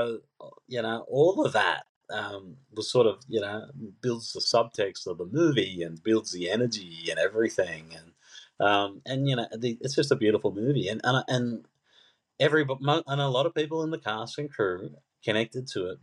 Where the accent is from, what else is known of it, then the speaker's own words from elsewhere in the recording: Sydney, New South Wales, Australia; I grew up in Mount Druitt